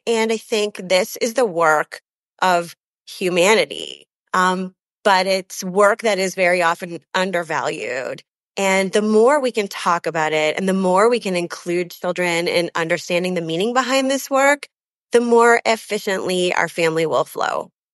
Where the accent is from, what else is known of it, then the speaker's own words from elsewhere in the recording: Canada; also born or lived in London, England; now in Chicago, United States; I'm actually Canadian. Uh, my family wa, is all born in Canada